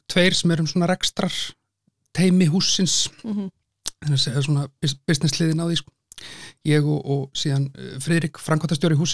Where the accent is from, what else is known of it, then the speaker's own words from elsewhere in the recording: Selfoss, then Hveragerði, Southern Region, Iceland; moved away as an adult; now in Reykjavík, Iceland; fættur á e, Selfossi, okay. bjóð þar framan af, e, síðan í hveragerði, þannig að sunnlendingur, mm. en hef búið í Reykjavík síðan 2010.